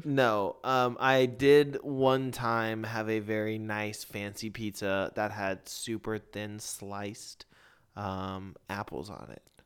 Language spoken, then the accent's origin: English; Lakeway, Texas, United States; I grew up in Lakeway